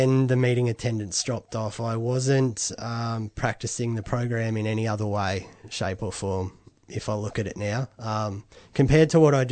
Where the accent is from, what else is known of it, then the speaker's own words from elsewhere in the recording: Bendigo, Victoria, Australia; I was from Bendigo, and I was in a rehab in Melbourne